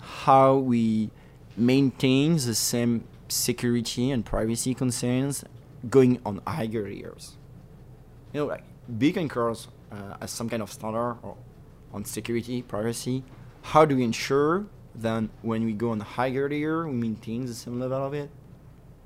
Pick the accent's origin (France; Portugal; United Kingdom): France; moved away as an adult; now in New York, United States; I grew up in France and we have this huge bureaucratic system.